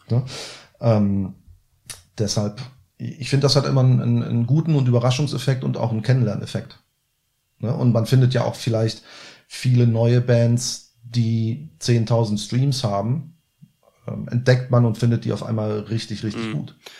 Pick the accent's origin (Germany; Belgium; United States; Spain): Germany; Cologne, North Rhine-Westphalia; als Kölner